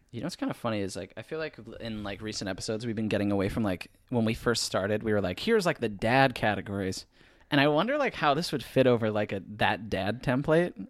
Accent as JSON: {"language": "English", "town": "Dexter", "region": "Michigan", "country": "United States", "said": "we're both from Dexter, Michigan"}